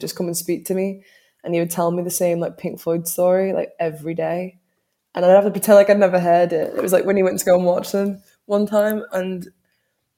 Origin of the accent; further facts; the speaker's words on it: New Brighton, North West England, United Kingdom; the area that I grew up in New Brighton.